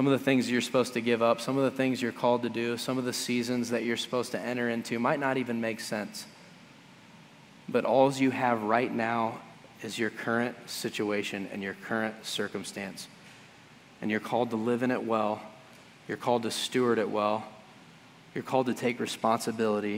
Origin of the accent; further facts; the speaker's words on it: United States; as American Christians